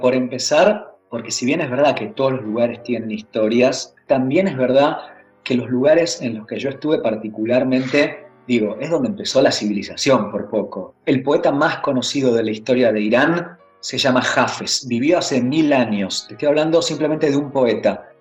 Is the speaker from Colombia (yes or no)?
no; Argentina; De Argentina.